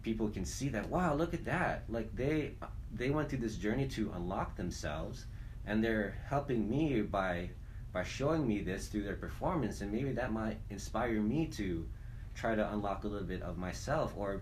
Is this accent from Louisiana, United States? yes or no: no; Hawaii, United States; moved away as an adult; growing up in Hawaii